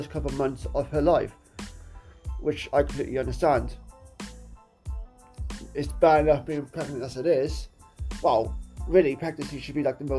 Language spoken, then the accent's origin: English; Wales, United Kingdom; my home country of Wales